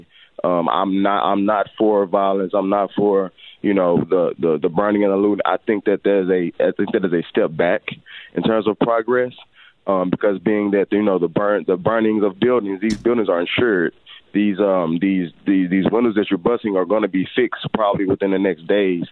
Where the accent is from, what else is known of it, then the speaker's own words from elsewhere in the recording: Little Rock, Arkansas, United States; also born or lived in West Africa; I am born and raised on Wolf Street, the street that got a lot of attention in the 90s for the gangbang on Little Rock scene